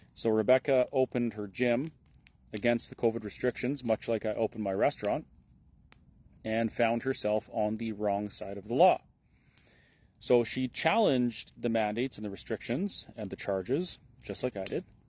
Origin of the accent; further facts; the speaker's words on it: Alberta, Canada; as a Canadian and as an Albertan